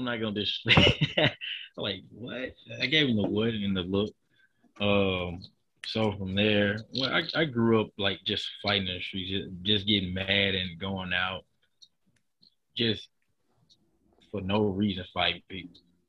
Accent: Memphis, Tennessee, United States; Well, I grew up in Memphis, Tennessee. I have a lot of family in Memphis.

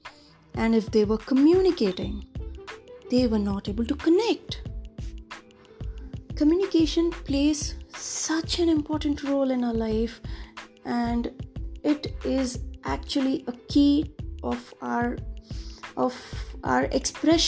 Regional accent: Hyderabad, Telangana, India; I'm in my mid-30s. I'm from Hyderabad

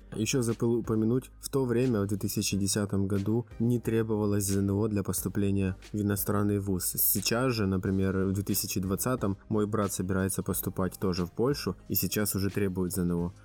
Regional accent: Bila Tserkva, Kyiv Oblast, Ukraine; moved away as an adult; now in Poznań, Poland; Я родился и вырос э, в Киевской области, в городе Белая Церковь, Украина

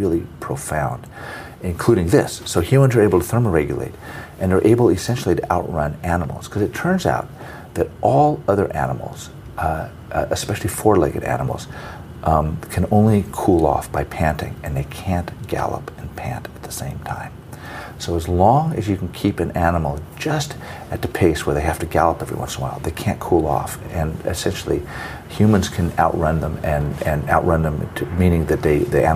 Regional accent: Fresno, California, United States; I grew up in Fresno in Central California

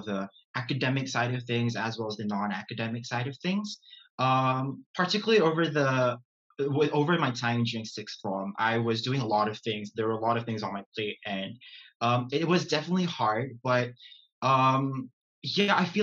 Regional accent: Brunei; moved away as an adult; now in Glasgow, United Kingdom; I am from Brunei Darussalam

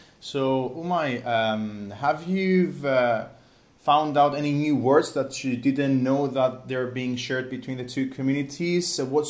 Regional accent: Cyprus; accent: Cypriot

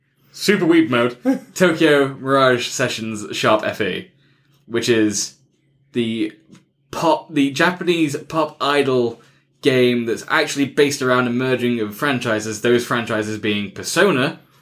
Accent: England, United Kingdom; I'm English. I speak English. I want English dialogue, so I don't have to read all the time.

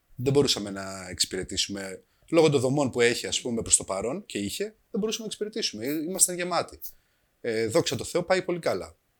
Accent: Kavala, Eastern Macedonia and Thrace, Greece; Είμαστε μια οικογένεια από την Καβάλα

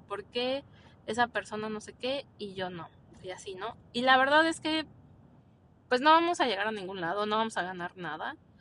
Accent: Mexico

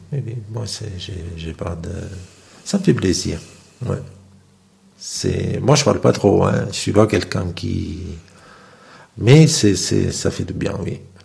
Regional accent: Naples, Campania, Italy; moved away; Moi, je viens de Naples

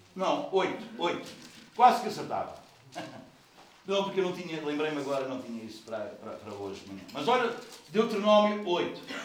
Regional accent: Portugal; nós somos portugueses

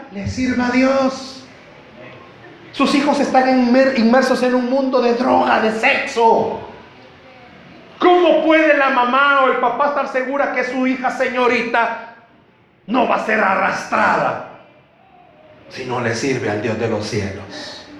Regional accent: El Salvador; Somos salvadoreños.

